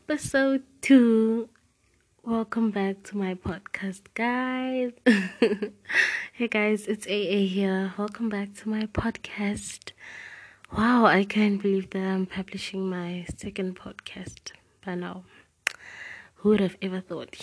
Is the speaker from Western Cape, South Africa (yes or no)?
no; Klerksdorp, North West, South Africa; I'm 16 and I live in South Africa. Guys, I'm a South African podcaster